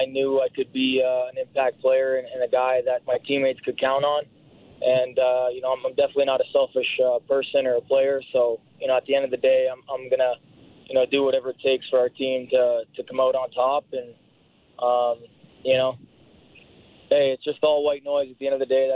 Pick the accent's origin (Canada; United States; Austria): Canada; London, Ontario; my hometown of London, Ontario, and just share it with my community down there